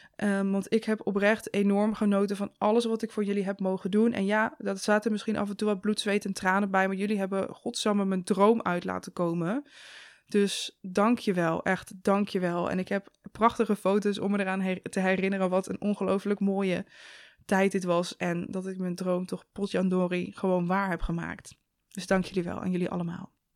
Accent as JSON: {"language": "Dutch", "town": "Zevenaar", "region": "Gelderland", "country": "Netherlands", "tie": "born or raised there", "said": "door die omgeving waar ik ben opgegroeid"}